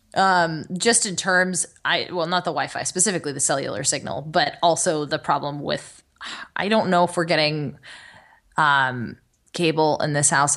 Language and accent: English; Los Angeles, California, United States; growing up in Los Angeles